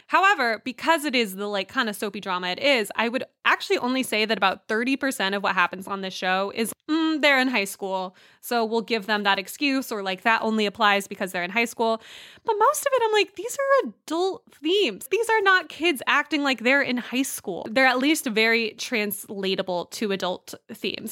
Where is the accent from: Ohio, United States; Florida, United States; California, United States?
California, United States; I grew up in California